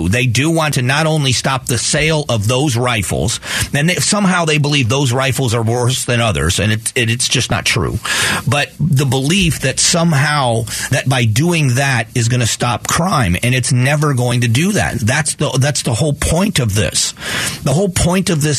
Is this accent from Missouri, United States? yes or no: no; South Florida, United States; I grew up in South Florida